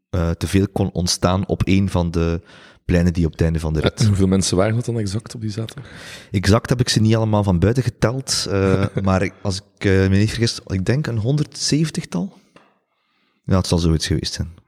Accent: Ghent, Flanders, Belgium; ik denk dat we dat soms onderschatten als, als Gentenaars

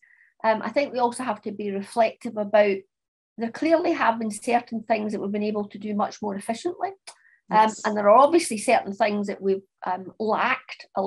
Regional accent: Scotland, United Kingdom; also born or lived in France / Australia; I'm obviously Scottish, and I've lived in Scotland all of my life, apart from a couple of lengths of time where I lived and worked in France and in Australia

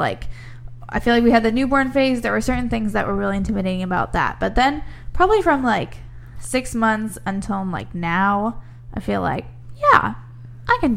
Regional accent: Midwest, United States; moved away; I grew up in the Midwest

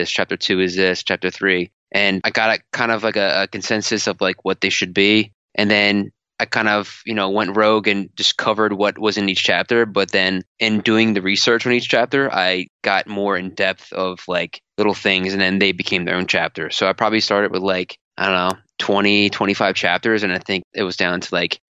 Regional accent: Philadelphia, Pennsylvania, United States; I'm from Philadelphia

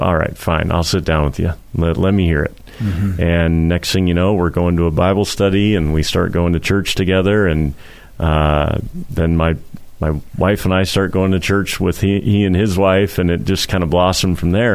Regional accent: Portland, Oregon, United States; growing up in Portland when I did

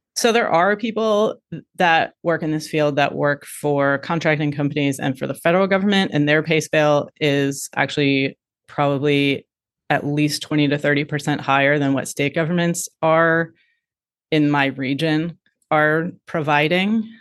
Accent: Midwest, United States; moved away; I grew up in the Midwest

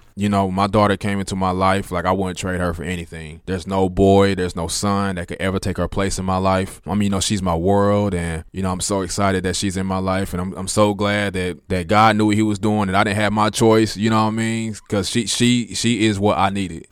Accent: Kansas City, Kansas, United States; I'm from Wyandotte. I'm from KCK, so I graduated from Sumner

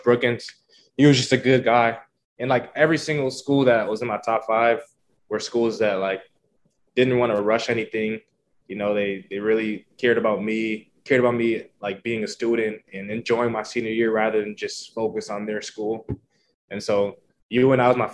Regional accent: Minneapolis, Minnesota, United States; moved away as an adult; now in Lincoln, United States; I've always been a hometown, you know, kid. I grew up in the city

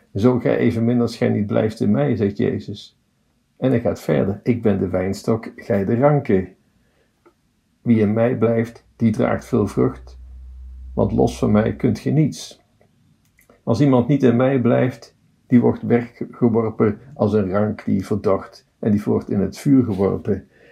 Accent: Tilburg, North Brabant, Netherlands; Ik ben een Tilburger.

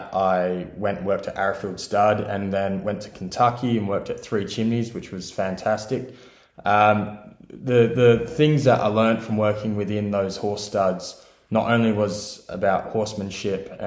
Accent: Southern Highlands, New South Wales, Australia; moved away as an adult; now in Ireland; I am from Australia, as you might be able to tell, specifically about 2 hours south of Sydney in a lovely area called the Southern Highlands. There I grew up on my parents' broodmare property

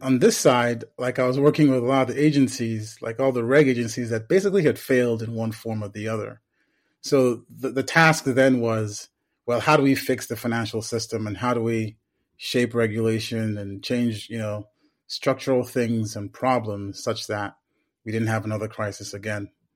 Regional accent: Nigeria; moved away as an adult; also born or lived in United States; I was born in the United States, but I was raised in Nigeria

